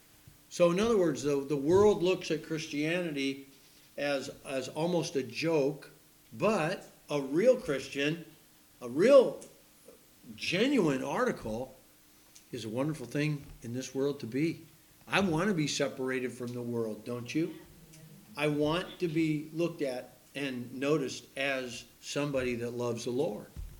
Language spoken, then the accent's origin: English; United States; I'm an American